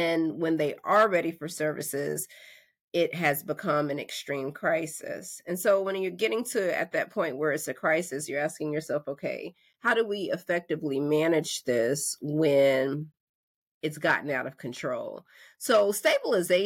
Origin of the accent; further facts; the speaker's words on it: North Carolina, United States; I'm from North Carolina